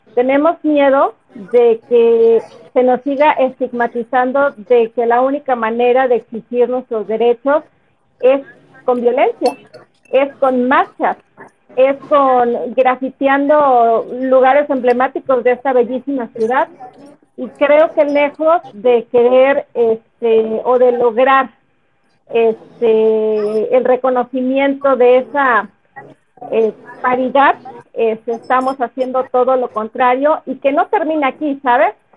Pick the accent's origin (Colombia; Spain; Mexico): Mexico; Tamaulipas; now in Mexico City, Mexico; soy originaria de Tamaulipas, represento al Colegio de Periodistas en Tamaulipas, pero radicando en la Ciudad de México